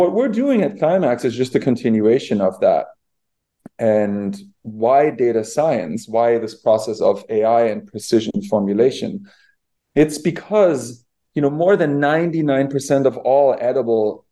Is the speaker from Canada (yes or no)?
no; Bavaria, Germany; I grew up in Bavaria where, all of our civilization there, all the culture was built on animal agriculture.